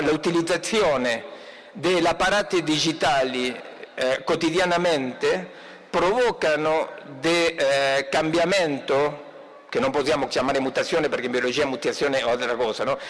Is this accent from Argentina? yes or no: yes; Argentina; Italian is a second language; moved away; il mio compatriota che imita il mio accento, il Papa Francesco